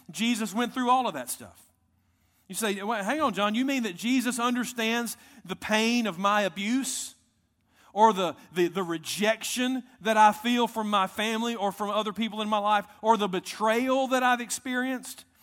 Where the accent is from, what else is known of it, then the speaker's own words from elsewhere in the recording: United States; I'm proud American